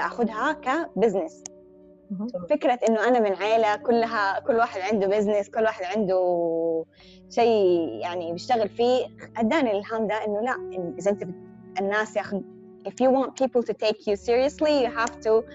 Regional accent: Hejaz, Saudi Arabia; accent: Hijazi; ان انا حجازيه

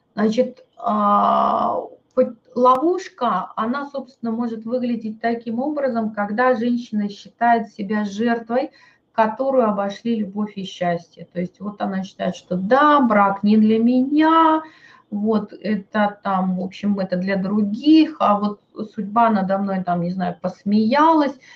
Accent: Novosibirsk, Novosibirsk Oblast, Russia; мой муж с Кавказа, а я вот тут из Новосибирска

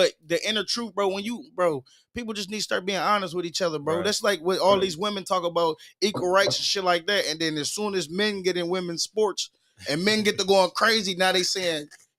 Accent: Muskegon, Michigan, United States; I'm from Muskegon, Michigan.

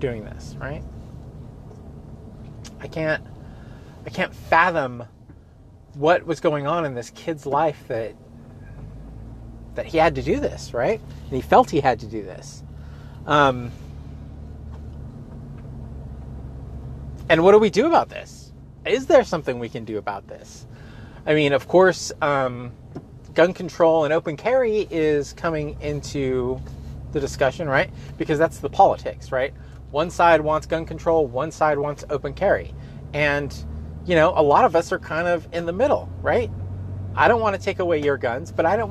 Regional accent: Gilroy, California, United States; I am from Gilroy

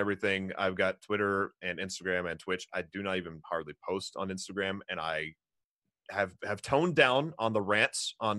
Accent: Arkansas, United States; I'm from Arkansas. I have an Arkansas education

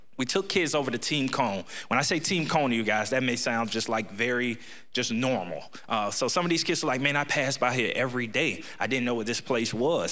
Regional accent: Ocala, Florida, United States; I'm born and raised in Ocala

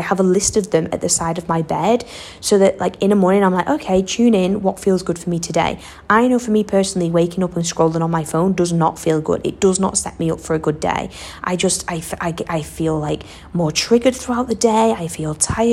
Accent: Western Australia, Australia; accent: thick Western Australian; I'm still definitely a wazza girl through and through. Can you not even tell by like the thick accent and some of the weird things I say?

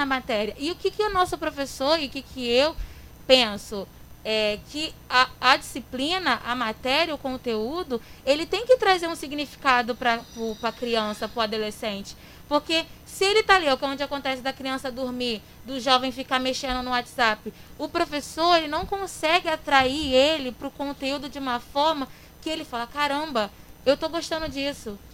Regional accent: Queimados, Rio de Janeiro, Brazil; Também nasci e sou criada aqui em Queimados, minha cidade maravilhosa

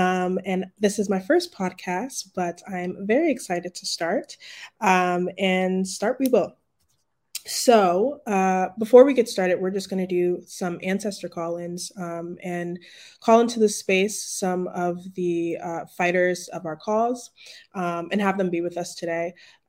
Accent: United States; now in Senegal; I was born in the United States, but my mother is Malian and my father is Tanzanian.

